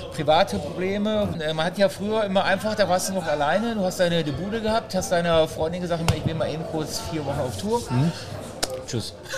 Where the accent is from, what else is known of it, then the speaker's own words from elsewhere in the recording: Essen, North Rhine-Westphalia, Germany; ich komme ja ursprünglich aus Essen, ich wohne auch noch in Essen